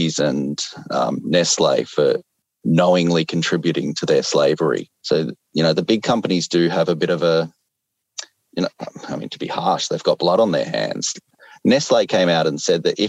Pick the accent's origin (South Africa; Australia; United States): Australia; I'm Australian, so we eat Cadbury